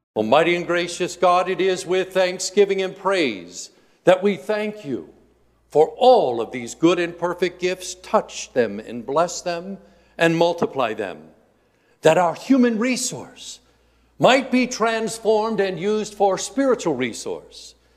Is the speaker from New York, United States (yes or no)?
no; Indiana, United States; moved away; I grew up in Indiana